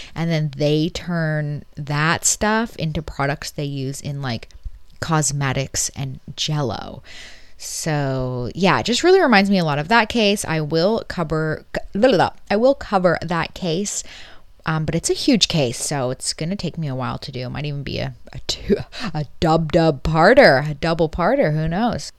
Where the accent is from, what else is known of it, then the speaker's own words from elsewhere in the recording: Canada; being Canadian